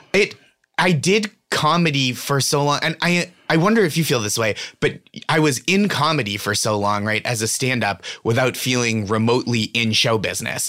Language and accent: English; Stoneham, Massachusetts, United States; born or raised there; moved away